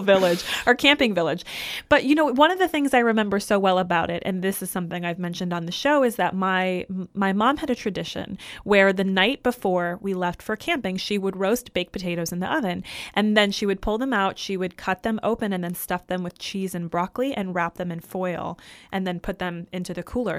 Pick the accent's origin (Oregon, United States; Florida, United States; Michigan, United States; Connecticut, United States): Michigan, United States; moved away; I grew up in Michigan